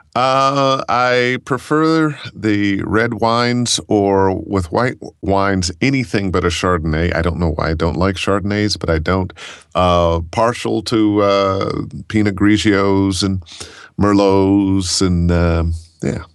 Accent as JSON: {"language": "English", "town": "Cleveland", "region": "Ohio", "country": "United States", "tie": "born or raised there", "said": "I grew up in Cleveland"}